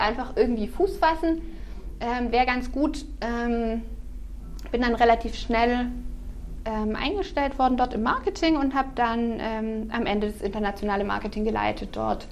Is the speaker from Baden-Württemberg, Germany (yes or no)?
yes; Herrenberg, Baden-Württemberg, Germany; ich komme äh, aus Kuppingen, mhm. also bin quasi Herrenbergerin äh, äh, schon seit immer. Ähm, bin dort aufgewachsen